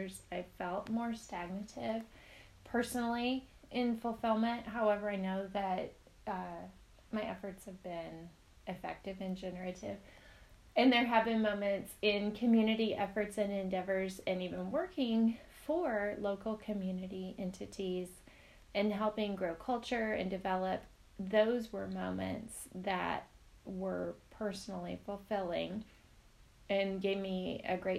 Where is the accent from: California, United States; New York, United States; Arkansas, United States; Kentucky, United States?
Arkansas, United States; Northwest; also born or lived in Northeast United States; I am from Northwest Arkansas. I lived up in the Northeast for a short time